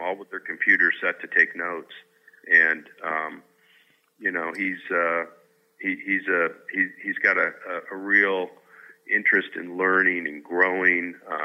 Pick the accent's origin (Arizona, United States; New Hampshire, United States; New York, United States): Arizona, United States; Tucson; I grew up in Tucson